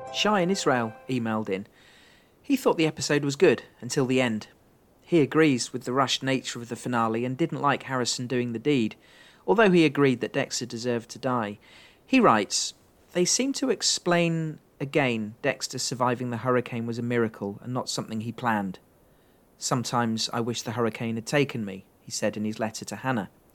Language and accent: English; England, United Kingdom; accent: English; my English accent